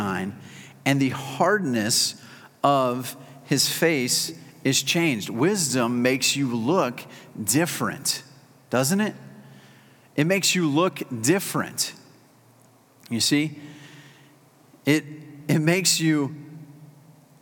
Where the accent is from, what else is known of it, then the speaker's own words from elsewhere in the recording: South Carolina, United States; I'm a South Carolinian